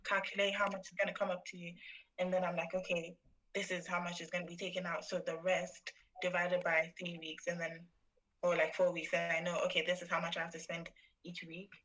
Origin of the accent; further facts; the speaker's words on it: Ghana; now in United Kingdom; I'm from Ghana and I'm studying um, business with HR